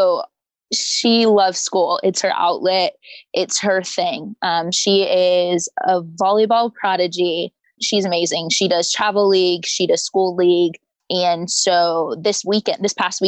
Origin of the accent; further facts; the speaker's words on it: Sioux City, Iowa, United States; moved away as an adult; I'm from Sioux City, Iowa